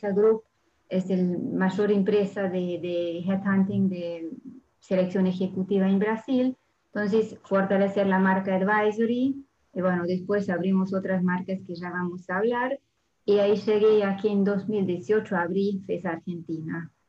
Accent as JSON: {"language": "Spanish", "country": "Hungary", "second_language": "Spanish", "lives_now": "France", "said": "Yo soy húngara y francesa, o sea, originalmente abogada, pero después la vida me llevó a vivir en Francia"}